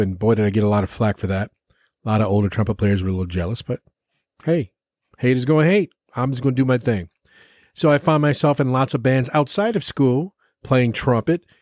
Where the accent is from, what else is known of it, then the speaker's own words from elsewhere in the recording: East Chicago, Indiana, United States; also born or lived in Minneapolis / Los Angeles; now in Austin, United States; I am born and raised in East Chicago, Indiana